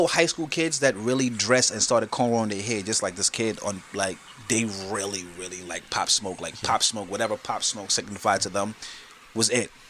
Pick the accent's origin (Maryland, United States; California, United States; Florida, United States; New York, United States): New York, United States; Brooklyn; My favorite, I'm from Brooklyn.